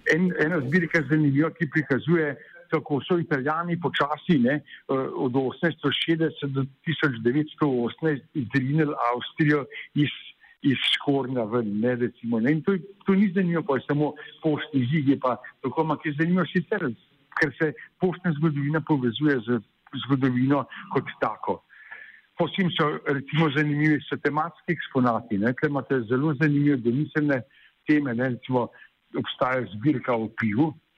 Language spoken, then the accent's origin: Slovenian; Slovenia